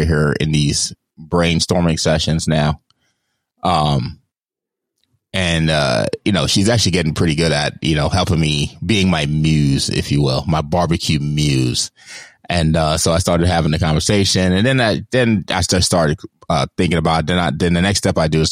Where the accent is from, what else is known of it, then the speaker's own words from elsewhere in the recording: Jamaica; I, as a Jamaican